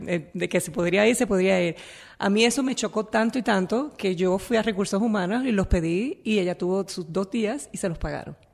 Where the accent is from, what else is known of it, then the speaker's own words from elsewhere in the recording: Naranjito, Puerto Rico; yo vengo de Naranjito, de un pueblito que uno no vas a conocer nunca porque no, no vas a hacer nada nunca allí en Puerto Rico